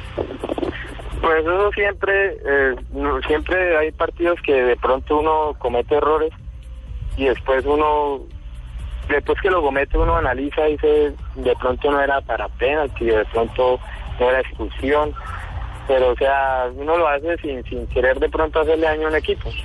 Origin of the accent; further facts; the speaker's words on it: Tame, Arauca, Colombia; yo soy de, del departamento de Arauca, soy del municipio de Tame